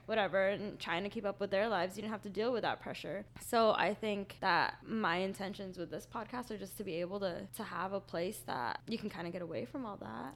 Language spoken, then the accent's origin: English; Utah, United States; moved away as an adult; also born or lived in Philippines; now in Orlando, United States; I'm originally from the Philippines, but then I was raised in Utah